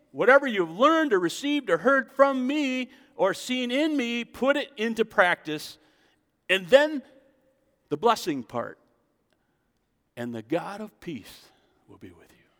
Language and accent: English; United States; I'm an American